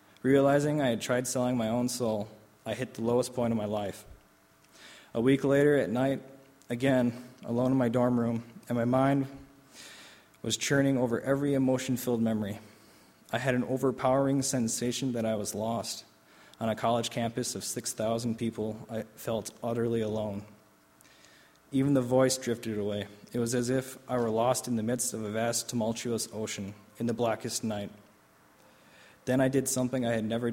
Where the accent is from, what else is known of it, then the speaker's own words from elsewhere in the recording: Oshkosh, Wisconsin, United States; also born or lived in Albany, New York; we decided that we both return to my hometown, to my family. Even though my family situation was rough, I rationalized that at least she wouldn't be physically hurt. Events happened quickly, and soon I was home in Oshkosh